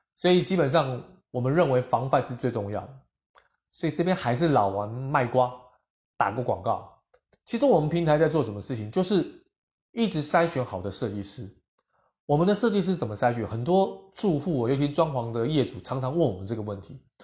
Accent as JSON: {"language": "Chinese", "country": "Taiwan", "said": "我们台湾人都非常有礼貌"}